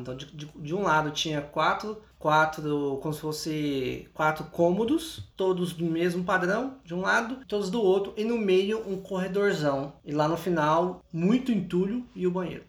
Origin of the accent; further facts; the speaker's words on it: Goiânia, Goiás, Brazil; Eu cresci em Goiânia. Eu cresci em Goiânia.